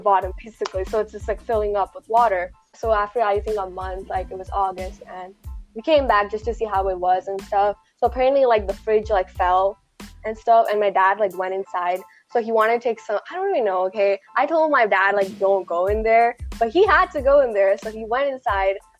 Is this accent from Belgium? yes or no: no; Malayali, Kerala, India; moved away; proud to be, you know, Malayali